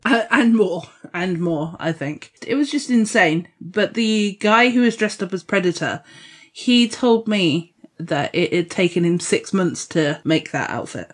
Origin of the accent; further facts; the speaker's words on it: Dorset, South West England, United Kingdom; I'm from Dorset